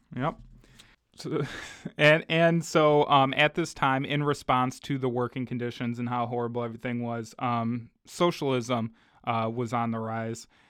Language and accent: English; United States; growing up in America, in the, you know, the, the, the belly of the beast